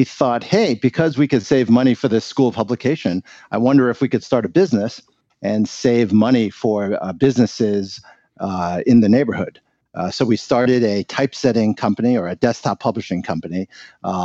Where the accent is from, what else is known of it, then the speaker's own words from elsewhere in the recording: New York, United States; They studied in Seattle and then both got jobs in New York, where I was born. My parents very much wanted to live in America because of the freedoms and the opportunities that this country afforded, and they became citizens, and I grew up in New York